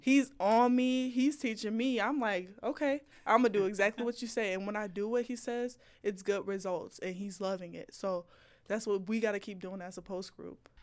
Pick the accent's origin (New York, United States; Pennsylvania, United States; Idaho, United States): New York, United States; Buffalo; moved away; my hometown